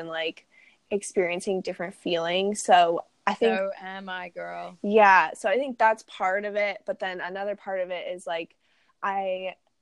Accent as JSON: {"language": "English", "country": "United States", "tie": "born or raised there", "said": "growing up in America"}